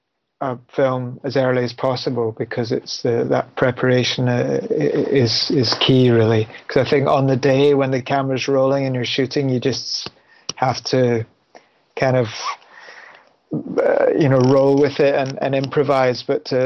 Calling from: London, United Kingdom; I'm calling from London, England.

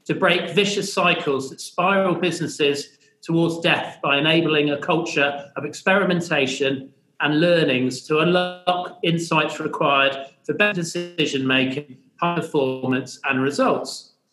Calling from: Melbourne, Victoria, Australia; And um, I'm joining here from Melbourne.

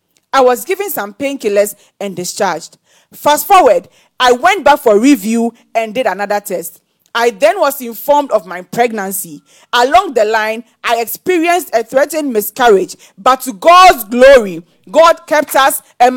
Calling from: Nigeria

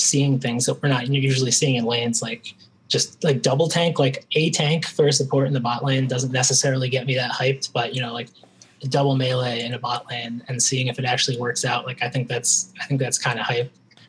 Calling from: Springfield, Massachusetts, United States; I'm calling from Springfield, Massachusetts.

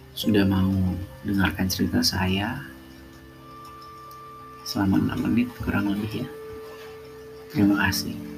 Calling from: Yogyakarta, Special Region of Yogyakarta, Indonesia; Salam hangat dari saya dari Yogyakarta.

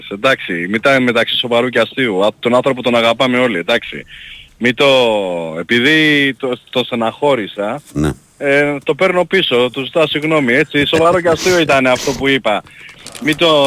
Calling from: Brisbane, Queensland, Australia; είμαι από το Brisbane.

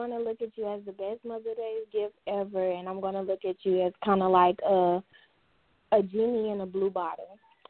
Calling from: Mount Holly, North Carolina, United States; I'm calling from North Carolina.

